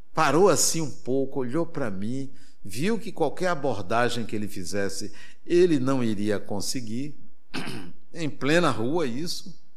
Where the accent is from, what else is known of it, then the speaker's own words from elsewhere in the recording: Brazil; eu sou brasileiro